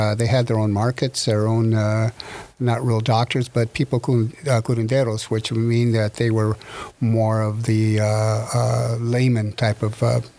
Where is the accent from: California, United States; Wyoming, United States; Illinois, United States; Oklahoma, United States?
California, United States; La Habra; also born or lived in Whittier, California; I grew up in La Habra, California. I was born in Whittier, but as soon as I was born, I got the shakes because I had to be back in La Habra. I've been there for all my life.